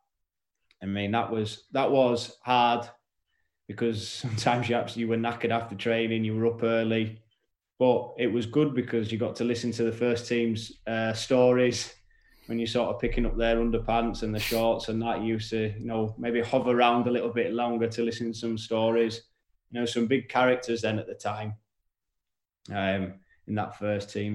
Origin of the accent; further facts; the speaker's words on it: York, Yorkshire and the Humber, United Kingdom; I was from York, you know, and never been to London.